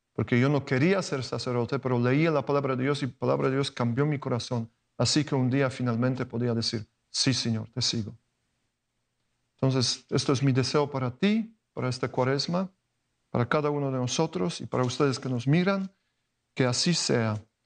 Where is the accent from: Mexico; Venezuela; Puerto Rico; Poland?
Poland; Spanish is a second language; moved away as an adult; en Polonia, de donde vengo